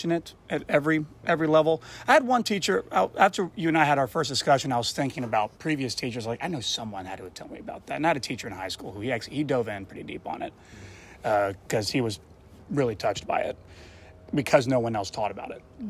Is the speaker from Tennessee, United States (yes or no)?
yes; Memphis, Tennessee, United States; also born or lived in Collierville, Tennessee / Rossville, Tennessee; From Memphis, and then moved out to Carterville, and then moved out to the rural of Rossville, then back to downtown Memphis.